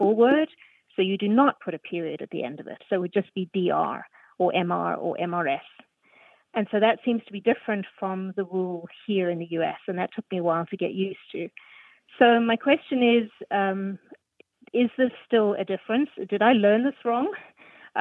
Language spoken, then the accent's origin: English; South Africa; moved away as an adult; now in Pittsburgh, United States; I'm originally from South Africa, and I've been living in the U.S. now for about 17 years.